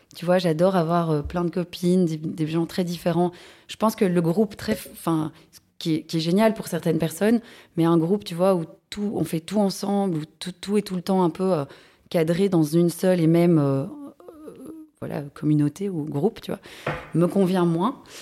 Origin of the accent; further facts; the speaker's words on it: Brussels, Brussels-Capital Region, Belgium; je suis bruxelloise, j'ai grandi dans les alentours de Bruxelles